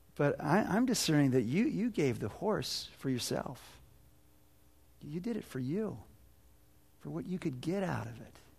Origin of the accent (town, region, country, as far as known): United States